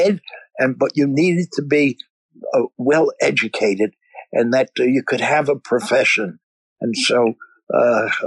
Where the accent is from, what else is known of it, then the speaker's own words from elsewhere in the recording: New York City, New York, United States; it was essentially a Jewish ghetto where I grew up in Flatbush.